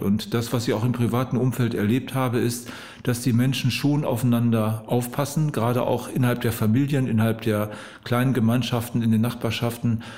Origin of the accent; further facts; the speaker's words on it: Osnabrück district, Lower Saxony, Germany; moved away as an adult; now in Wedemark, Germany; Ich bin aus dem Landkreis Osnabrück beheimatet, jetzt in die Region Hannover in einen Bereich mit meiner Frau gezogen, der uns an unsere Heimat sehr erinnert